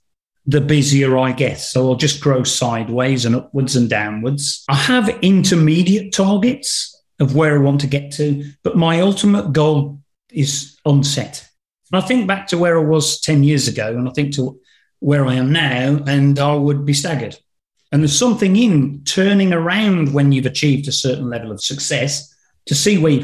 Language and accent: English; Black Country, West Midlands, United Kingdom; accent: Black Country; my regional accent from the Black Country